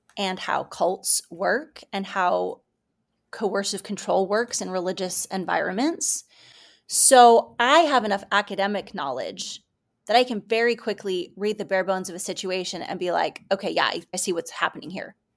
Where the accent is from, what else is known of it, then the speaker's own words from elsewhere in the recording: Kansas City, United States; I grew up in the Kansas City area